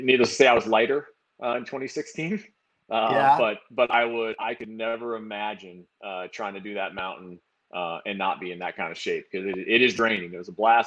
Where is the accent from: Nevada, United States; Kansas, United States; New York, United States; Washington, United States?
Washington, United States; Woodinville; also born or lived in Bellingham, Washington / Seattle, Washington; I grew up out in Woodinville, and I went to college up in Bellingham